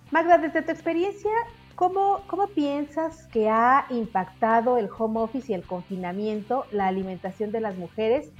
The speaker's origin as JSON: {"language": "Spanish", "country": "Mexico"}